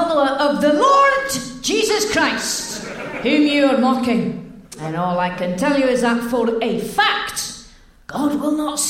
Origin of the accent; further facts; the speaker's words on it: Hitchin, East of England, United Kingdom; I'm from Hitchin.